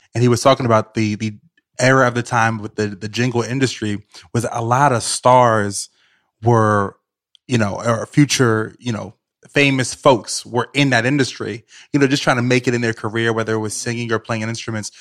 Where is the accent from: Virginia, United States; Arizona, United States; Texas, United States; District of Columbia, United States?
Virginia, United States; Richmond; moved away as an adult; now in New York City, United States; I grew up in Richmond, Virginia.